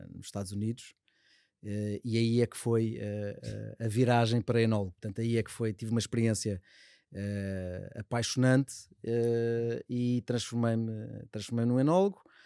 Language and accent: Portuguese; Cascais, Lisbon, Portugal; also born or lived in Estoril; sou do, do Colégio dos Salesianos do Estoril, onde também estão os meus filhos. Um, tive no Liceu Polivalente em Cascais